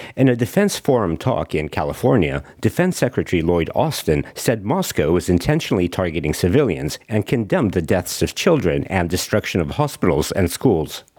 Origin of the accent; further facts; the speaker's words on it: Melbourne, Victoria, Australia; my home my hometown